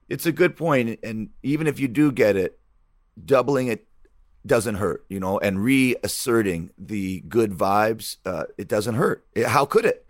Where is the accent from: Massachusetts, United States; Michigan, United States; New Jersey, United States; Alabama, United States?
Michigan, United States; growing up in Michigan